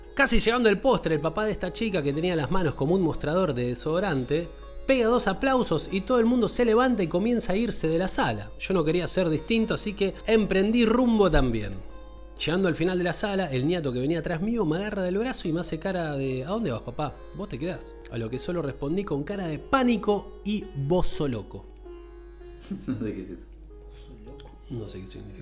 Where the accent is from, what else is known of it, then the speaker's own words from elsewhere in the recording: Córdoba, Argentina; moved away as an adult; soy un negro de Córdoba